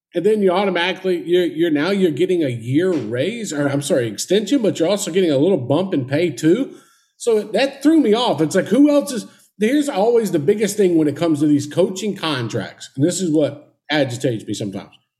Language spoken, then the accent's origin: English; Mobile, Alabama, United States; Mobile, Alabama, my hometown